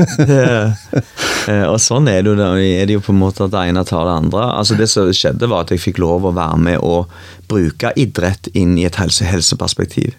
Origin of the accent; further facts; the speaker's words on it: Gandal, Rogaland, Norway; moved away; Jeg er fra Gandal